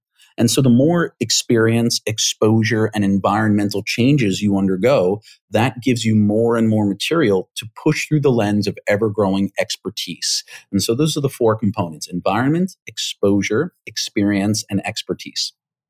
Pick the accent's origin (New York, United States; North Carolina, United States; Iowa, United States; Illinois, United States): New York, United States; I grew up here in the States, and I grew up in New York, and so my mannerisms, my vocal mannerisms and my idiomatic phraseology is pretty consistent with having grown up there.